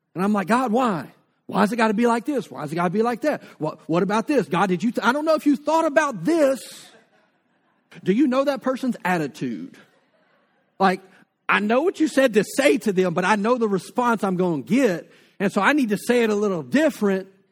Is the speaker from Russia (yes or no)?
no; North Louisiana, United States; now in Lake Charles, United States; I grew up in North Louisiana with the Red River.